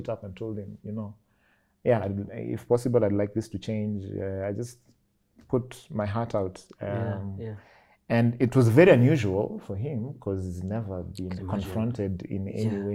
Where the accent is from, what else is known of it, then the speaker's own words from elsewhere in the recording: Nairobi, Kenya; I grew up in Kariobangi South